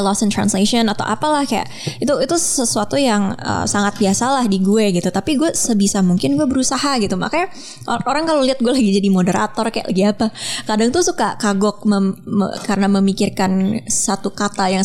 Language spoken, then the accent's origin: Indonesian; Jakarta, Indonesia; gue orang Jakarta